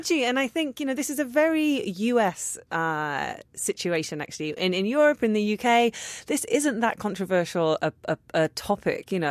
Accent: London, United Kingdom; I'm a Londoner

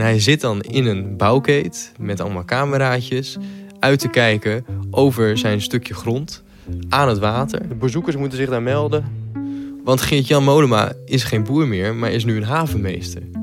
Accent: Groningen, Netherlands; De provincie waar ik werk eh, voor NSC Handelsblad en eh, ook waar ik vandaan kom

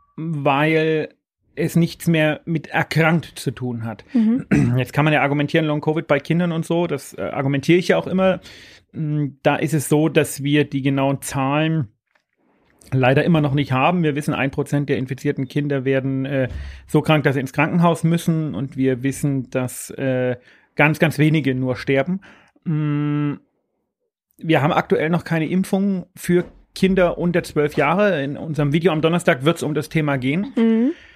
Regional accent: Bavaria, Germany; bei uns in Bayern

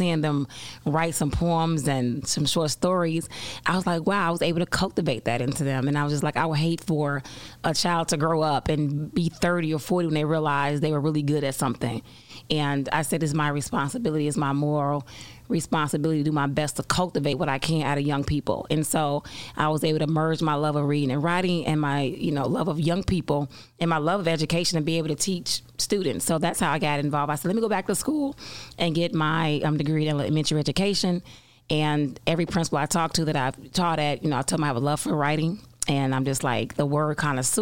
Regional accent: Chicago, Illinois, United States; Born and raised on the South Side. Actually, I was born and raised in the Back of the Yards neighborhood, the same neighborhood in which my school is located

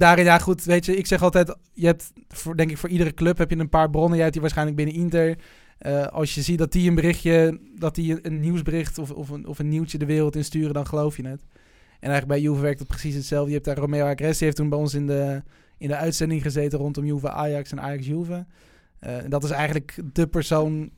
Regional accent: Netherlands; ik voel me wel Nederlander

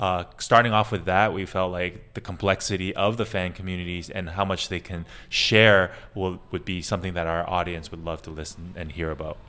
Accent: Canada; moved away as an adult; also born or lived in Asia; I'm actually Canadian Chinese, uh, and I've actually been in Asia for the last 15 years

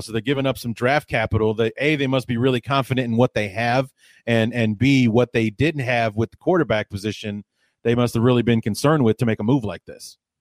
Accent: Evanston, Illinois, United States; I grew up in Evanston, a suburb of Chicago.

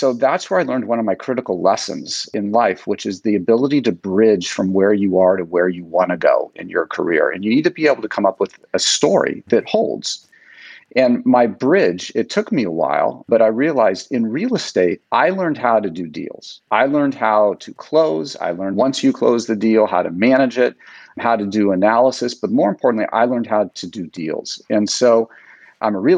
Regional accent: Menlo Park, California, United States; growing up in Menlo Park, the fathers that I knew worked at Hewlett Packard

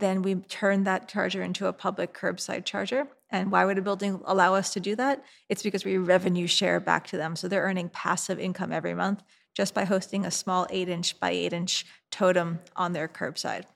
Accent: New York City, New York, United States; my hometown of New York City

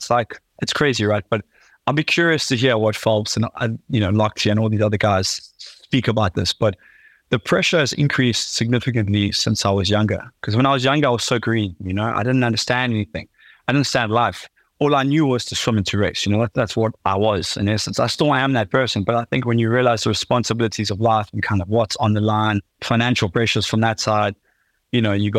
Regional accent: South Africa; especially as like a South African man, you could say, you know, we pride ourselves on being strong men

